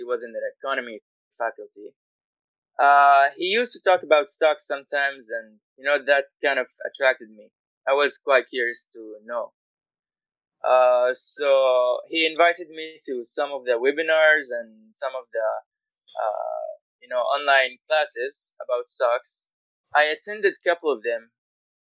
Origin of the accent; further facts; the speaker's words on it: Guyana; moved away as an adult; now in Malaysia; I am from Guyana. It's a country north of Brazil.